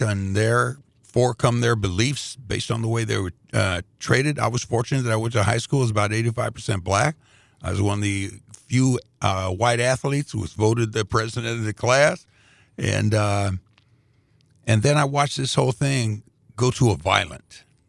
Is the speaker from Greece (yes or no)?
yes; Greece; now in Indianapolis, United States; But, you know, we're immigrants from Greece. That's a country. And when we first came, moved into the neighborhood in Indianapolis, it was all Europeans, a lot of Latvians.